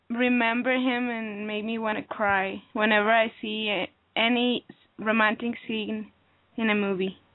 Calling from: Texas, United States; Yeah, I'm calling from Texas.

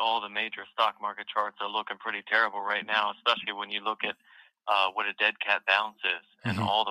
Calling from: Delaware, United States; from Delaware.

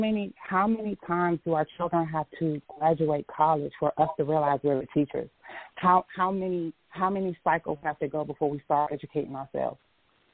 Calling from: Washington, District of Columbia, United States; I'm calling from the District of Columbia metropolitan area.

